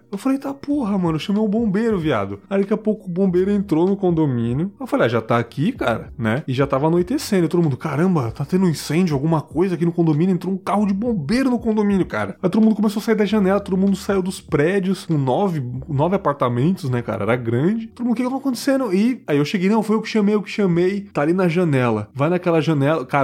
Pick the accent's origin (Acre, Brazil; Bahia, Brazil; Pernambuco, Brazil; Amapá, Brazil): Pernambuco, Brazil; moved away; also born or lived in Santa Catarina; Meu conterrâneo, sou do Pernambuco também. É, então a gente morava em São Paulo na época